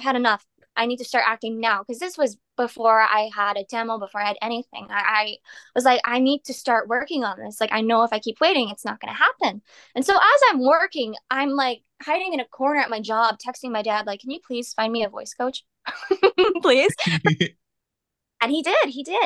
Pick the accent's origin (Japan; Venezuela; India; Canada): Canada; I'm Canadian